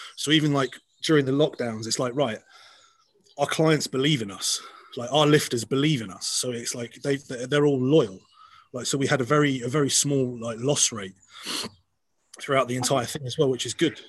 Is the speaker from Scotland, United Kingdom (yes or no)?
yes; Scotland, United Kingdom; I'm a Scot believe it or not, from this accent you're hearing right now